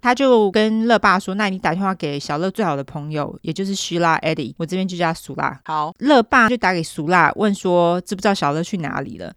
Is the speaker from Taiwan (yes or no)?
yes; Taiwan; 我们台湾人